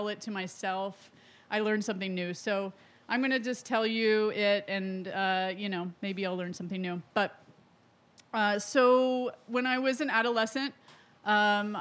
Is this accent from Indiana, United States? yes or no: yes; Indiana, United States; moved away; I grew up in Indiana